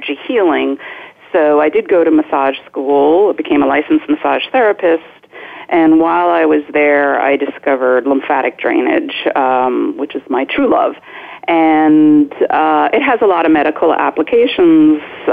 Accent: New Jersey, United States; also born or lived in Boston / Miami / Fort Lauderdale / Hollywood, Florida; now in Kensington, Maryland, United States; I grew up in New Jersey, and I went to school in Boston, so it's not like I hadn't seen snow before.

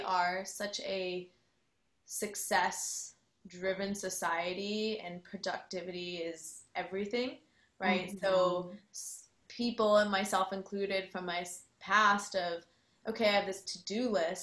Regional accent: Chicago, Illinois, United States; moved away as an adult; now in Austin, United States; I am originally from the Chicagoland area and I moved to Austin in 2013

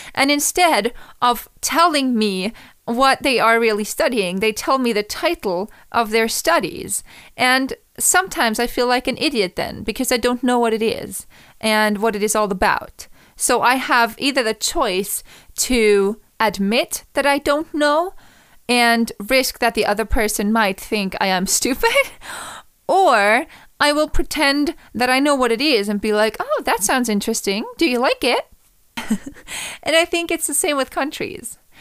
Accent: Vienna, Austria; English is a second language; I was from Vienna

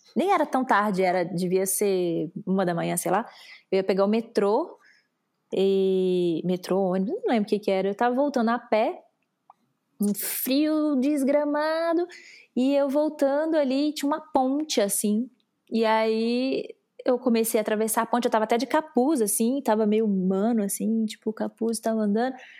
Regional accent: Brazil; o meu sotaque me entregava muito, eu falei, "Brasileira."

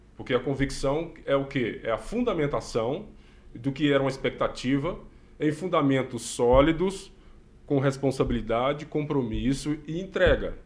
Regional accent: Minas Gerais, Brazil; moved away as an adult; now in Maringá, Brazil; Sou de, de Minas, é mineiro, mas já vai fazer quase quatro anos, nós estamos aqui nessa cidade maravilhosa

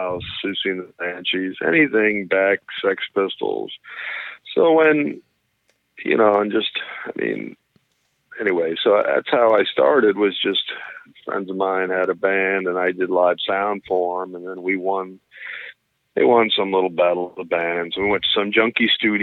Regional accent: Florida, United States; Still in Florida. I've never left. I've always been here.

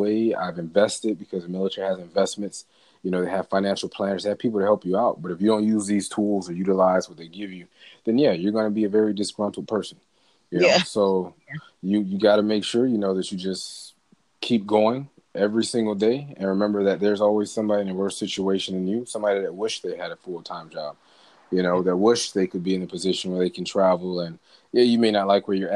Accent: Miami, Florida, United States; I was born and raised in Miami, Dade County all day

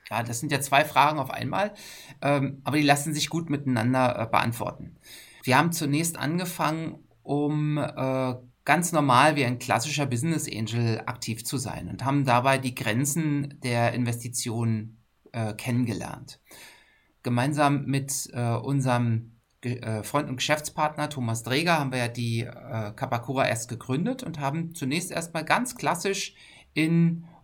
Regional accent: Berlin, Germany; also born or lived in North Rhine-Westphalia / Hamburg; ich äh, komme aus dem, äh, aus dem schönen Berlin. Ich bin Berliner. Das hört man mir jetzt vielleicht nicht an aber ich könnte auch Berliner wenn ich will. Äh, habe aber sehr lange äh, in der ganzen Republik gelebt und gearbeitet, in Nordrhein-Westfalen.

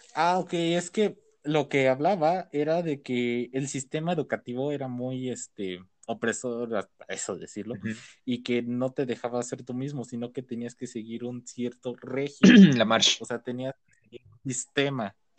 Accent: Mexico City, Mexico; Sí, somos de México

